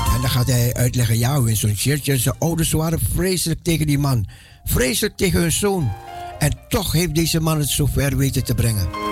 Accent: Netherlands; mijn paspoort dat ik uit Nederland kwam

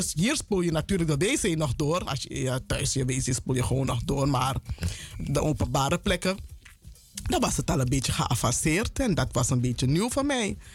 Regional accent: Paramaribo, Paramaribo District, Suriname; moved away as an adult; also born or lived in Amsterdam Zuidoost, Netherlands; now in Amsterdam, Netherlands; Ik ben in Suriname geboren, Paramaribo.

